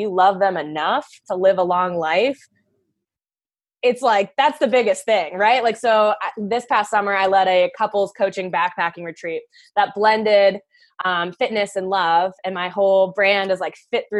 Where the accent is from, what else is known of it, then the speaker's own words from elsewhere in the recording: Leesburg, Virginia, United States; I grew up in Leesburg, Virginia, so a little tiny town outside of Washington, D.C.